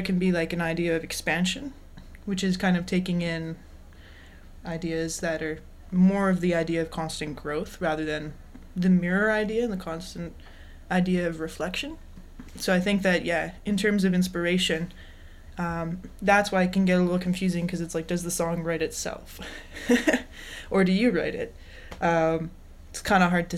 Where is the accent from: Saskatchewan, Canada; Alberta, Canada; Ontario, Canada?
Alberta, Canada; Calgary; now in Victoria, Canada; I'm a singer-songwriter, born and raised in Calgary, Alberta. I live in Victoria, BC